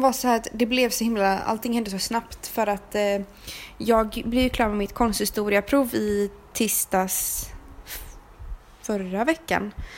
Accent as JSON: {"language": "Swedish", "country": "Sweden", "said": "som vi köper hemma i Sverige"}